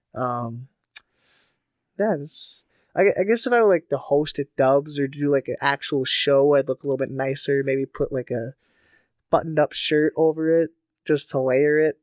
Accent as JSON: {"language": "English", "town": "Faribault", "region": "Minnesota", "country": "United States", "tie": "born or raised there", "said": "my hometown, Faribault"}